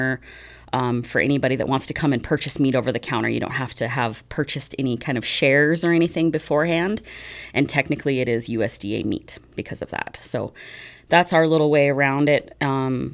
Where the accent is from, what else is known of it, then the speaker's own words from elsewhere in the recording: Laramie, Wyoming, United States; also born or lived in Florida; So I'm originally from Laramie area, Laramie and Medicine Bow.